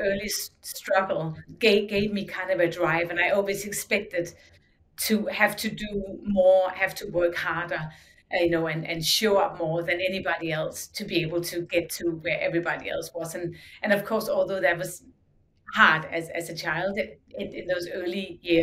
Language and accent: English; Denmark; growing up in Denmark, we had the designs we had for decades